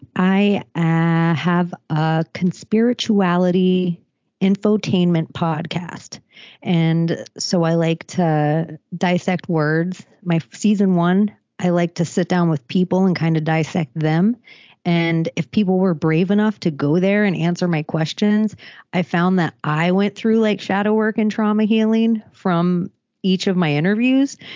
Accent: Palm Beach, Florida, United States; I'm from Florida. I'm from Palm Beach

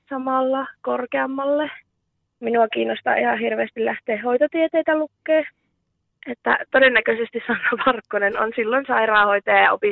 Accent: South Ostrobothnia, Finland; moved away; No tota, minähän olen muuttanut 2019 tuolta Etelä-Pohjanmaalta tänne Savonmaille ja

